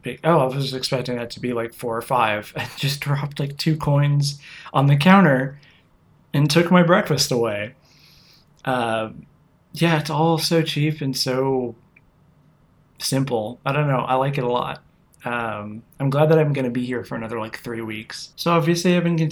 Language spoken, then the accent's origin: English; United States; as an American who does not speak Italian